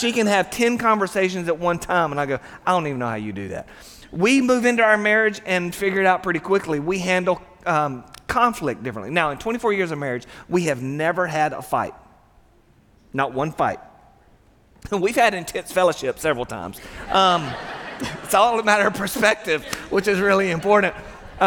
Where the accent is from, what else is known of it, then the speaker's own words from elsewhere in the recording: Satsuma, Alabama, United States; We both, we grew up in Satsuma, Alabama